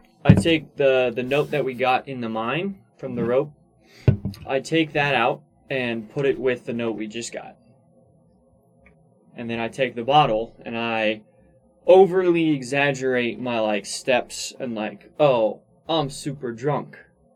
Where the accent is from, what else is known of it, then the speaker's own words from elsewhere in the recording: Greece; English is a second language; as you may or may not know, I am from Greece. Mm-hmm. So, English is hard to read for me, especially in cursive.